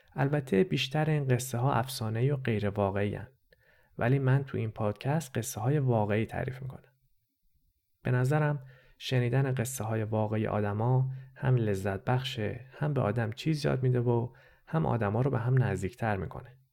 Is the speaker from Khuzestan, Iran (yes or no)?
no; Tehran, Tehran Province, Iran; first language Persian; moved away as an adult; also born or lived in Lahore, Pakistan; now in Montreal, Canada; من خودم هم تو شهر لاهور پاکستان به دنیا آمدم و یه سال اول زندگیم اونجا بودم. بعدش با خانواده رفتیم ایران و من توی تهران بزرگ شدم. بنابراین زبون اول من فارسیه